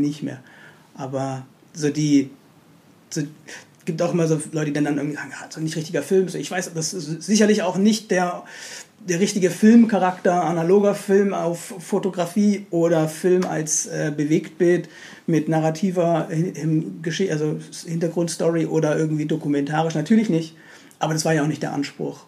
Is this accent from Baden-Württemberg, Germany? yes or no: yes; Stuttgart, Baden-Württemberg, Germany; moved away as an adult; also born or lived in Berlin; bin gebürtiger Berliner, aber war lange, lange, lange Zeit in ah, Stuttgart